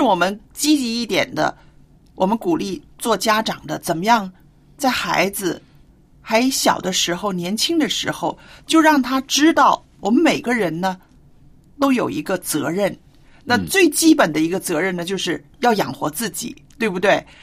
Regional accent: China; 我们中国人的这个观念

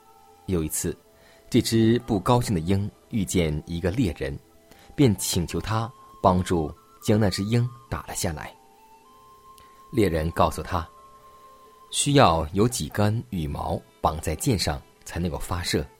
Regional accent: China; 就像我们中国人有句古语说：“搬起石头砸自己的脚。”

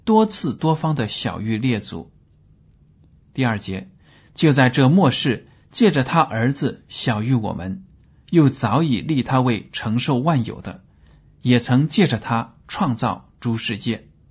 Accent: China; 我们中国人

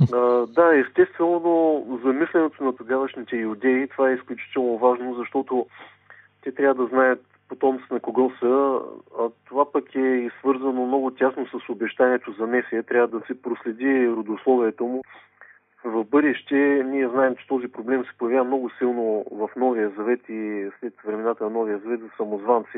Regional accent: Bulgaria; ще говоря като българин

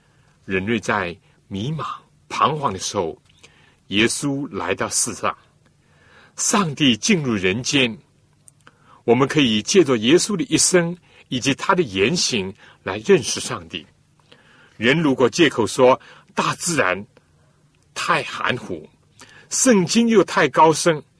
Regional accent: China; 真相，我们中国人说：见其子，就如见其父啊！

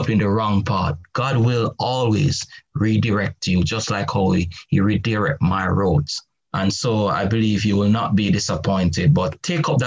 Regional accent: Jamaica; I remember growing up in the Garrison political stronghold era in Jamaica that was prone to crime and violence.

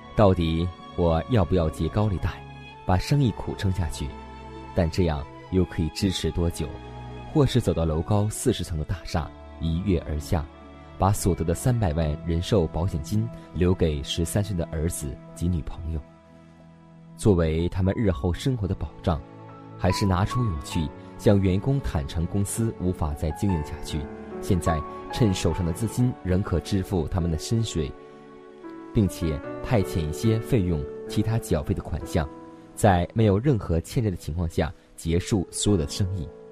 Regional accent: Hong Kong; 中学时代我是香港的名教的高材生

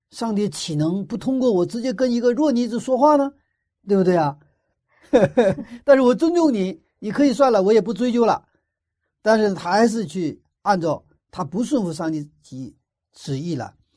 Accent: China; 我们中国人

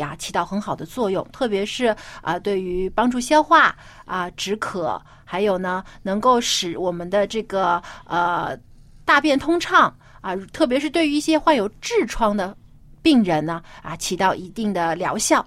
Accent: Jiangsu, China; 我的家乡是在，啊，南方，江苏。那我们那儿呢，就有一个这样的风俗，就是说过年的时候要吃菠菜

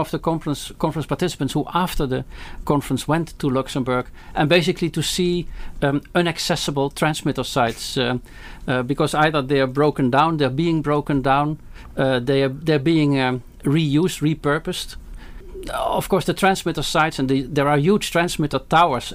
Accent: Netherlands; moved away as an adult; now in Belgium; I'm from the Netherlands

